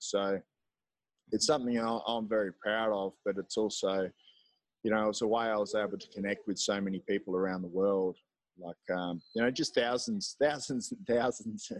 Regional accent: Gold Coast, Queensland, Australia; moved away as an adult; also born or lived in Melbourne; now in El Salvador; I'm from Australia. I'm from, I guess, my home base in Australia would be the Gold Coast. Though I've lived all over

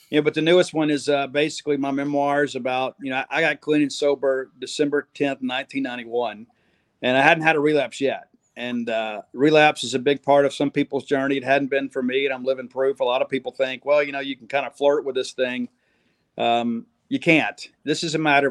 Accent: Mississippi, United States; I got to go home to my home state of Mississippi

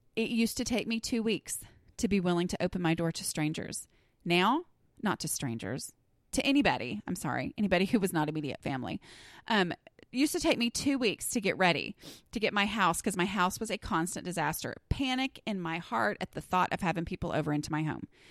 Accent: Southern, United States; accent: Southern; my Southern accent increases significantly

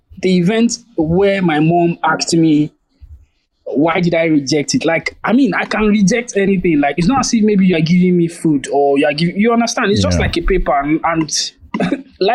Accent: Nigeria

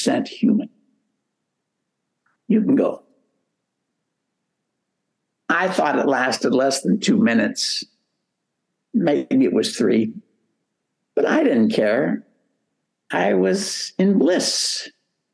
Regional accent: United States; first language English; moved away as an adult; also born or lived in Philippines / Malaysia; I was from America, United States.

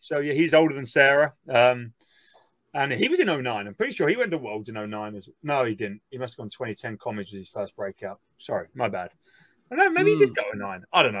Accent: South Africa; I'm South African.

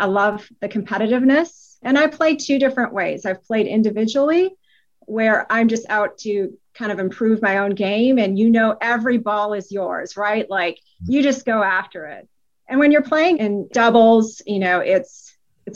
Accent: Wisconsin, United States; now in Atlanta, United States; I was born and raised in Wisconsin. I now live in Atlanta.

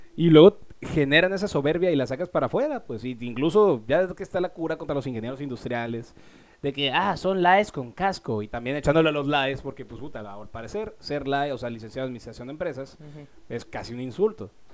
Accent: Mexico; yo como mexicano

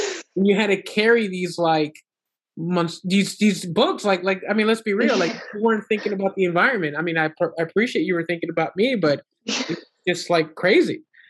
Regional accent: Honduras; now in United States; And here in the state of Florida, so we're originally from Honduras

